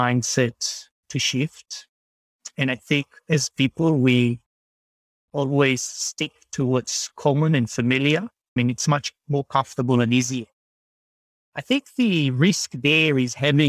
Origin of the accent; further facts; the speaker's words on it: Israel; moved away as an adult; now in Sydney, Australia; Israel itself, where I was born and raised